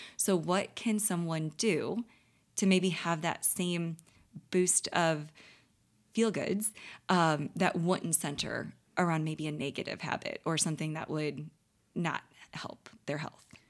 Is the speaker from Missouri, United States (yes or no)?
yes; St. Louis, Missouri, United States; living, born and raised in Saint Louis